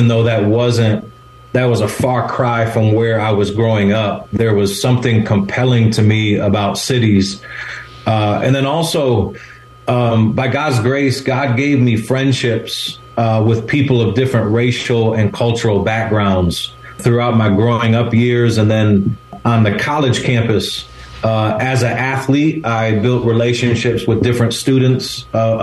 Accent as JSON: {"language": "English", "region": "Michigan", "country": "United States", "tie": "born or raised there", "also_born_or_lived": "Chicago, Illinois", "moved": "as an adult", "lives_now": "California, United States", "said": "where I grew up in Michigan was a small town of about 5,000 people"}